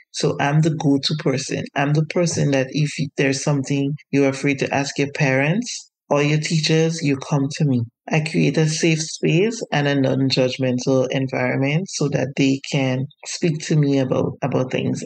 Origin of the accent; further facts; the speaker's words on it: Grenada; I grew up in Grenada, which is in the Caribbean